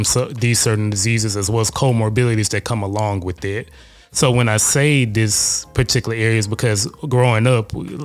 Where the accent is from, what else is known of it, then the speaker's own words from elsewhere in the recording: Shreveport, Louisiana, United States; moved away; from good old-fashioned Shreveport, Louisiana